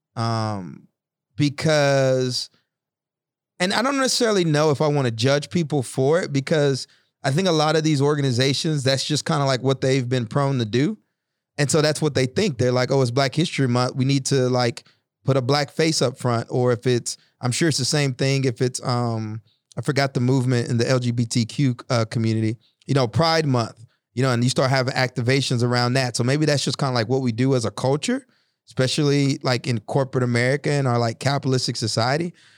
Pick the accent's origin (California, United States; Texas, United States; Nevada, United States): Texas, United States; East; when I was younger, growing up in East Texas, going to Black History Bowls